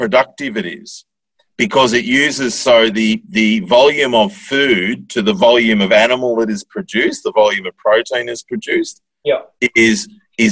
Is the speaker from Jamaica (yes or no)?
no; Bendigo, Victoria, Australia; I grew up in Bendigo, which is a town of, I don't know, 100,000 people or so.